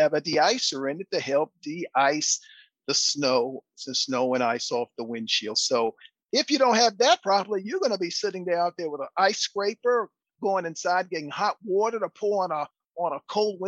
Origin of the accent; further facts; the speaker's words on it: East Coast, United States; now in Houston, United States; I grew up with snow up to my belly button growing up on the East Coast